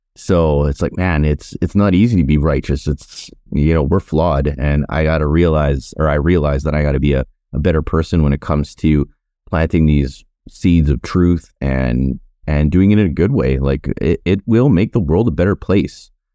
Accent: Canada; also born or lived in Winnipeg / Cochrane, Alberta; me growing up in Canada

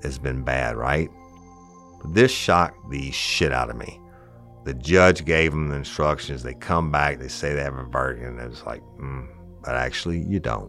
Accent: South Louisiana, United States; I'm from South Louisiana

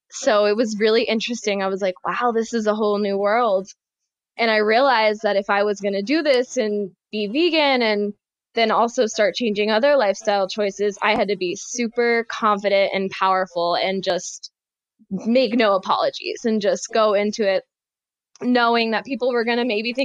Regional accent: North Carolina, United States; also born or lived in Florida; I grew up in small town North Carolina

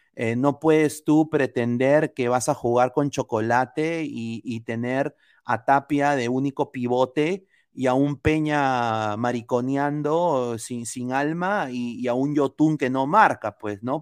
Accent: Peru; moved away; como peruano, como hincha, como que amo a mi país, viviendo acá afuera

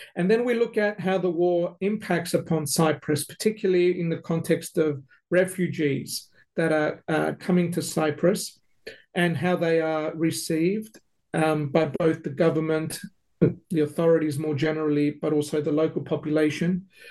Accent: Melbourne, Victoria, Australia; now in Adelaide, Australia; I grew up in Melbourne

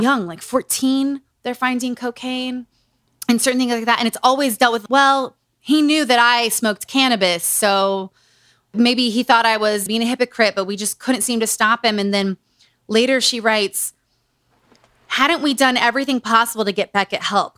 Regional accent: Utah, United States; Growing up in Utah.

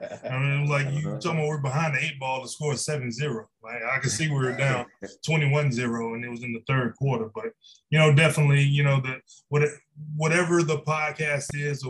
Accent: Detroit, Michigan, United States; also born or lived in Louisiana; when I was a kid, you know, growing up in Detroit and Louisiana, you know, just we used to just eat light bread, white bread, you know, as a kid

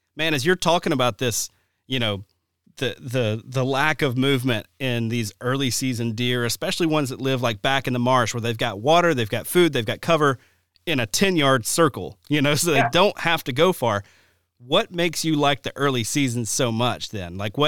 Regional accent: Alabama, United States; now in Wisconsin, United States; when I first moved to Wisconsin, it was amazing. You know, growing up in Alabama, it was like, man, it's really tough to find beds and bedding in general

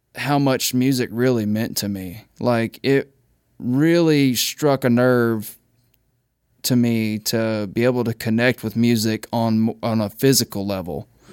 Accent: Mississippi, United States; moved away; I'm from Mississippi, dude. Like, I grew up kind of broke.

